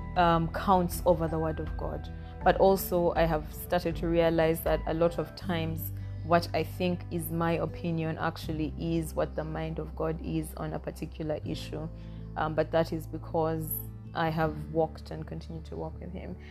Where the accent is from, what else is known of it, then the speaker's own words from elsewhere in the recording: Northern Region, Uganda; I am Ugandan. I come from Uganda. I am an Acholi from the northern part of Uganda